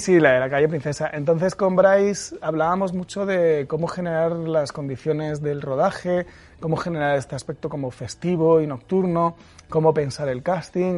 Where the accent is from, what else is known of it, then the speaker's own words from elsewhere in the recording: Murcia, Region of Murcia, Spain; yo eh, me crié en Murcia